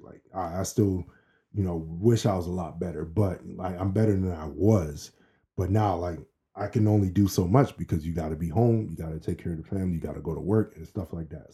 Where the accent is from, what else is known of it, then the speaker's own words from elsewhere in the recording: Maryland, United States; also born or lived in Boston, Massachusetts; we moved to Maryland when I was five from Boston.